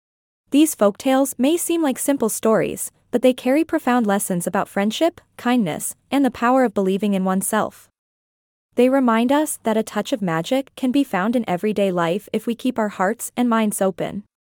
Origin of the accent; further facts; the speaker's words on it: India; You see, growing up in India, I was surrounded by these captivating folktales that were passed down from generation to generation.